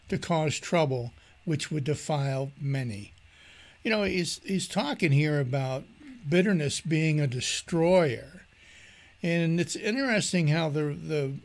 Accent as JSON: {"language": "English", "region": "Maryland", "country": "United States", "moved": "yes", "said": "I'm from Maryland originally"}